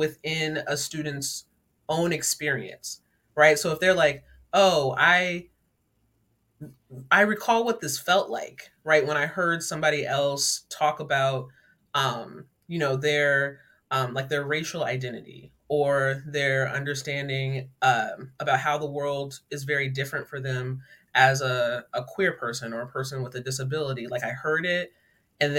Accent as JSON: {"language": "English", "town": "Laurel", "region": "Maryland", "country": "United States", "tie": "born or raised there", "said": "I grew up in Laurel, Maryland, a pretty diverse community"}